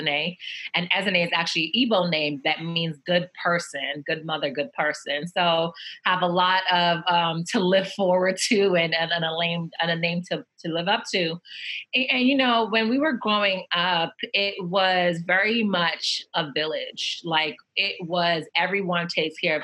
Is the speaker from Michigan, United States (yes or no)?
no; New York City, New York, United States; also born or lived in Nigeria; I am from Nigeria. I was born there. We migrated over here when I was at the age of 6. And we moved right into New York, moved to the Bronx. So I'm a Bronx girl. And we lived in the Bronx my entire childhood